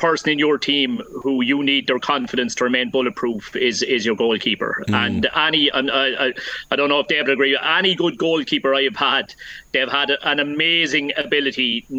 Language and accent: English; Rathdowney, Leinster, Ireland; I'm living out the country 10 minutes from it now, but my hometown here, Rathdowney in Laois, like, we're a very small town with a very small club.